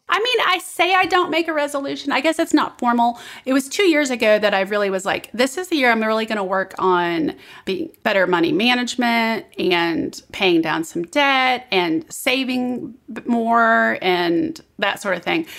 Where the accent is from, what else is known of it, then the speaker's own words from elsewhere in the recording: Midwest, United States; now in Southern United States; I'm from the Midwest